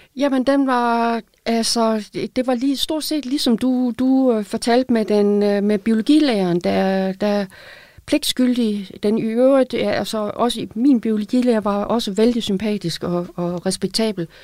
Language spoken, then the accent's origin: Danish; Aalborg, North Denmark Region, Denmark; accent: Aalborgensisk; På Aalborgensis, hvor jeg kommer fra